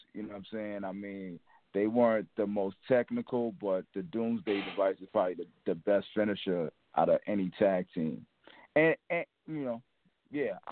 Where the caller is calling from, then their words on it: New York City, New York, United States; I'm calling from New York City